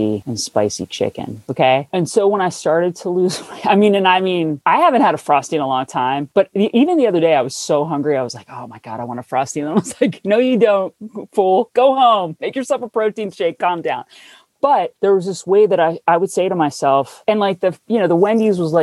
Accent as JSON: {"language": "English", "region": "New Jersey", "country": "United States", "moved": "yes", "said": "I'm from New Jersey, where if you say pop, someone punches you in the face"}